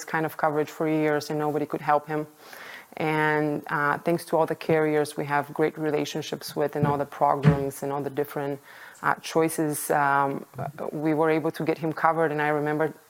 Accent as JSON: {"language": "English", "country": "Bulgaria", "tie": "born or raised there", "moved": "as an adult", "lives_now": "United States", "said": "I was born and raised in Bulgaria, Eastern Europe"}